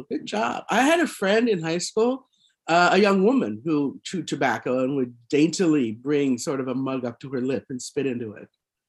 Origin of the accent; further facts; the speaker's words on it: Denver, Colorado, United States; now in New York, United States; So I grew up in Denver and I've been in New York for 23 years